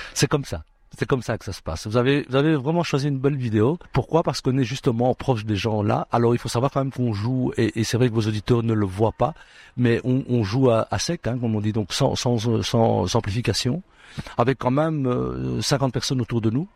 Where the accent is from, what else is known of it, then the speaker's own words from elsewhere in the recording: Brussels, Brussels-Capital Region, Belgium; je suis né ici à Bruxelles, donc je suis un, un enfant d'ici aussi, en tout cas, grec d'origine de mes parents, mais, mais né ici.